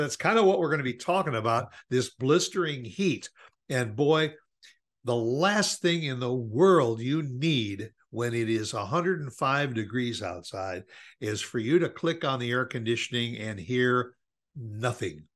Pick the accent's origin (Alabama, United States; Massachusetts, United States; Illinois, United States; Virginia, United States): Illinois, United States; Chicago; now in Dallas, United States; we grew up in Chicago